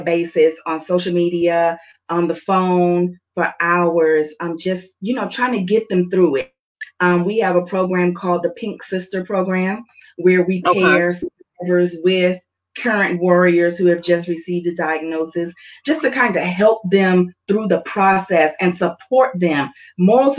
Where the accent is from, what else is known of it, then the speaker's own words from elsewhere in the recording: the South, United States; I'm from the South, so I grew up where we are not to question God